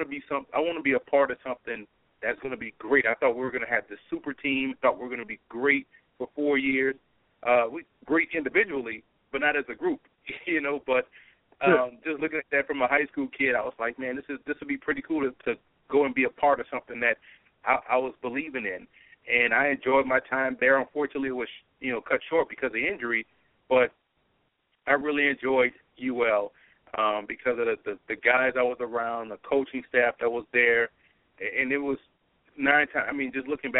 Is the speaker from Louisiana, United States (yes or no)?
yes; New Orleans, Louisiana, United States; also born or lived in Lafayette, Louisiana; I grew up in New Orleans.